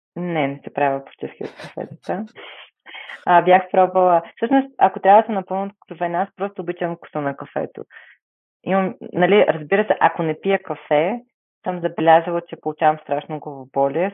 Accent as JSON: {"language": "Bulgarian", "country": "Bulgaria", "said": "се гордея, че съм българка"}